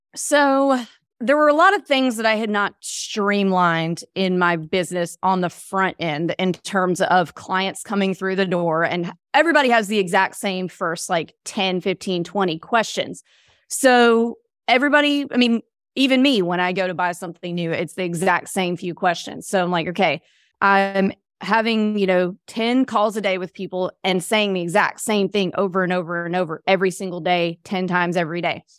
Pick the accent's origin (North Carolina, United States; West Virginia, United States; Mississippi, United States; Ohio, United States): Mississippi, United States; moved away; I grew up in Mississippi